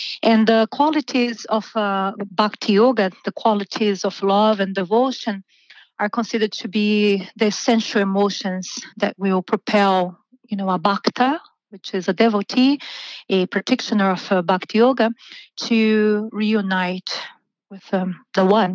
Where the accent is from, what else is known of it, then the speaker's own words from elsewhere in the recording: Brazil; moved away as an adult; So I'm originally from Brazil. I've been living here for almost 20 years. I started teaching yoga in Brazil when I was 18.